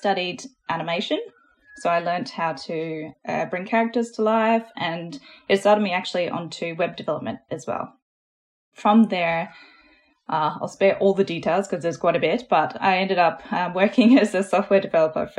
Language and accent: English; Australia; accent: Australian; I am Australian. You might be able to hear that in my voice. So I grew up in a little rural town, middle of nowhere